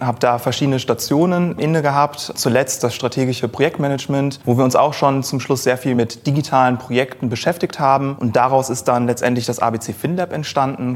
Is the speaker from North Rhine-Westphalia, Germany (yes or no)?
yes; Cologne, North Rhine-Westphalia, Germany; moved away as an adult; gebürtiger Kölner, habe hier auch studiert